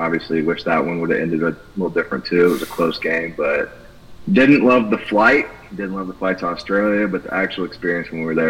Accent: Burleson, Texas, United States; I'm from Burlington, Texas. It's about 15 minutes southwest of Fort Worth, Texas, about 45 minutes south. West of Dallas, Texas.

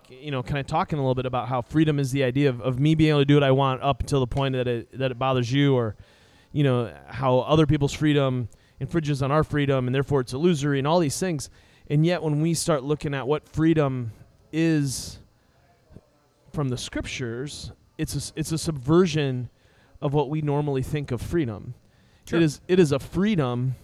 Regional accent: United States; we as Americans and we as American Christians

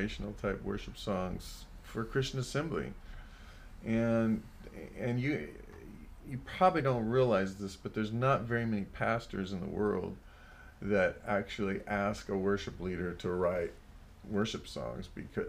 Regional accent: El Paso, Texas, United States; now in Los Angeles, United States; I'm from El Paso, Texas

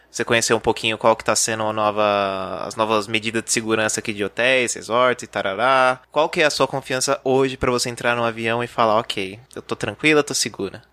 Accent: Ribeirão Pires, São Paulo, Brazil; eu sou de Ribeirão Pires, que é uma cidade considerada uma instância turística.

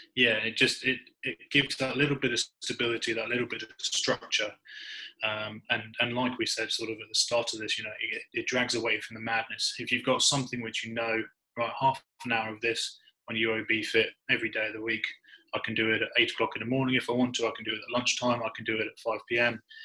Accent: United Kingdom; as a Brit

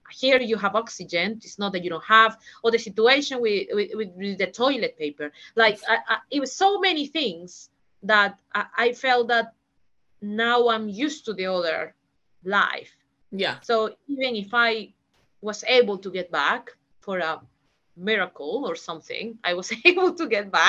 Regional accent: Peru; now in London, United Kingdom; when someone asks me oh where are you from i'm from peru oh where do you live um in and i just start with this kind of um yeah, in London. Yes, I live in London.

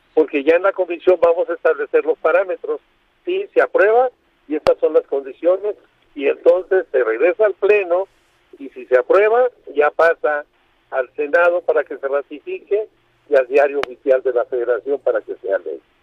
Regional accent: Baja California Sur, Mexico; La Paz no tenemos ese problema en Baja California Sur, de donde yo soy

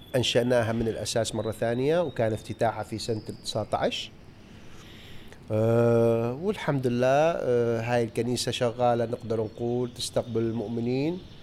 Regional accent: Mosul, Nineveh, Iraq; أنا من الموصل ولادتي موصل

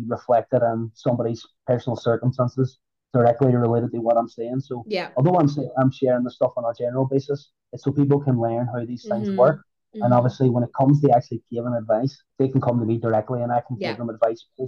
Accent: Northern Ireland, United Kingdom; I'm from Northern Ireland.

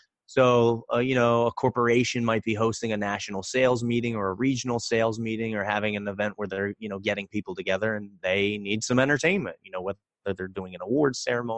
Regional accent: Reading, Pennsylvania, United States; I grew up in Reading, Pennsylvania. It's about an hour outside of Philadelphia.

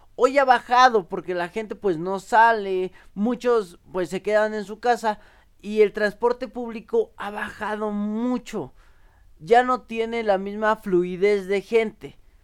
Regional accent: Mexico; nos reconoce como mexicanos

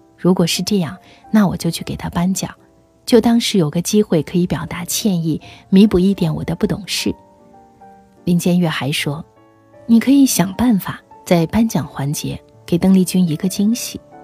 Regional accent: China; 我是中国人

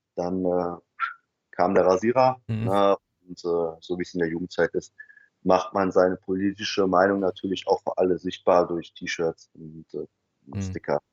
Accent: Germany; ich war ein ähm, Deutscher in einer migrantischen äh, Mehrheitsgesellschaft

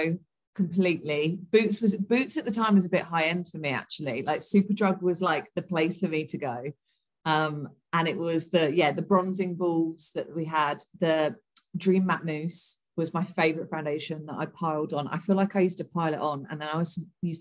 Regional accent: Portsmouth, South East England, United Kingdom; moved away as an adult; also born or lived in London; I'm originally from Portsmouth

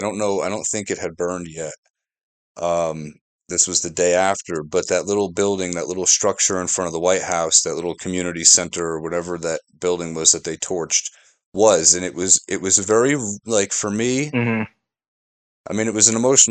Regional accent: New Jersey, United States; I said, I'm from New Jersey.

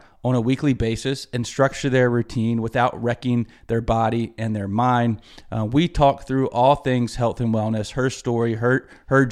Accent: Greenville, South Carolina, United States; Greenville, South Carolina, my hometown.

